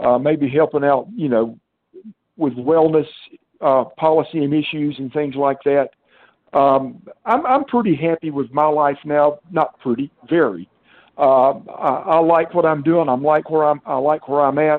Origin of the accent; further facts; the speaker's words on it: the South, United States; But I grew up in the South. I've been here all my life